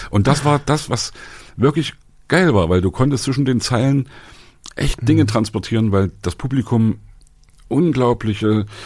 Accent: Leipzig, Saxony, Germany; wir kommen aus Leipzig und das war die, die ja. belastetste Gegend überhaupt.

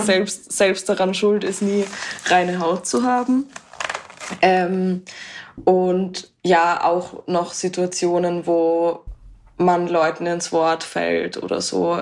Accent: Vienna, Austria; und ich komme aus Wien

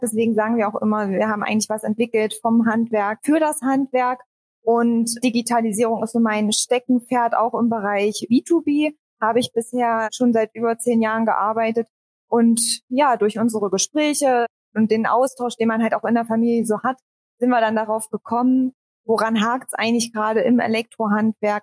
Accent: Harz, Saxony-Anhalt, Germany; also born or lived in Leipzig; Ich komme ursprünglich auch aus dem Harz, also nur zehn Kilometer weiter entfernt

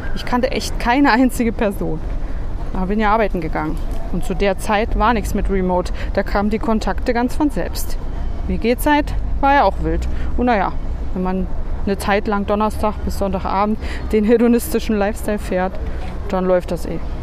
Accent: Berlin, Germany; moved away as an adult; als Berlinerin

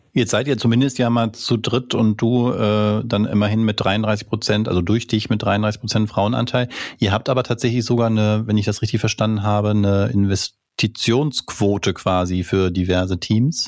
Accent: Germany; wir kommen als äh, Deutsche

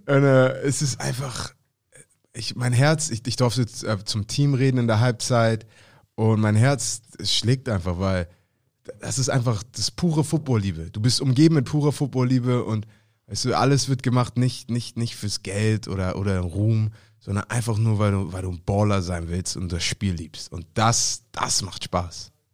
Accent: Hamburg, Germany; Als Hamburger

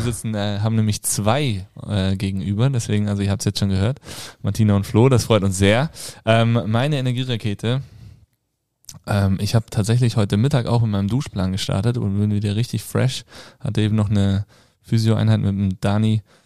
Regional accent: Kassel, Hesse, Germany; moved away; bei uns zu Hause äh, in Kassel, in Hessen, da wo ich herkomme

